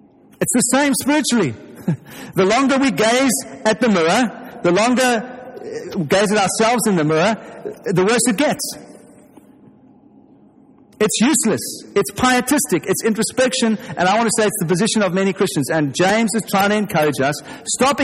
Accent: South Africa; you can tell from my accent if you're English that I'm not English. I'm from South Africa

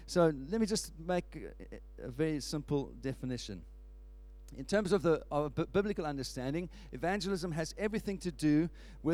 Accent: South Africa; moved away; where I was when I grew up in South Africa

